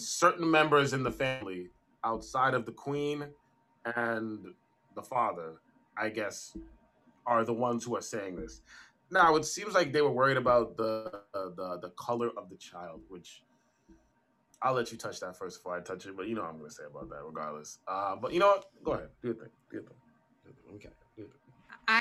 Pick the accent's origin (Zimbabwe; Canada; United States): Canada; me and you are Canadians. We come from Caribbean backgrounds